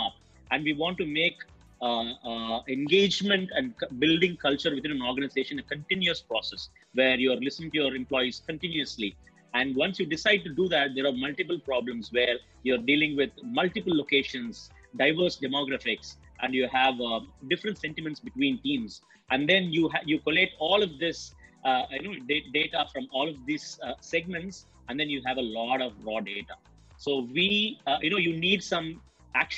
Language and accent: English; Chennai, Tamil Nadu, India; I'm a typical Chennai